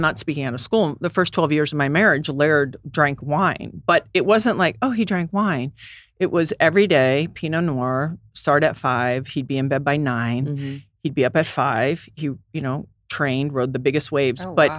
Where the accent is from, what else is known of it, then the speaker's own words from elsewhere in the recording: U.S. Virgin Islands; Well, I grew up in the Virgin Islands and everyone went hard.